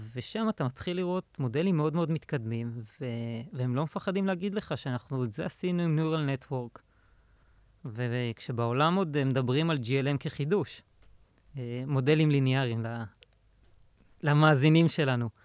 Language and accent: Hebrew; Pardesiya, Central District, Israel; also born or lived in Indiana, United States; now in Tel Aviv, Israel; גדלתי בפרדסיה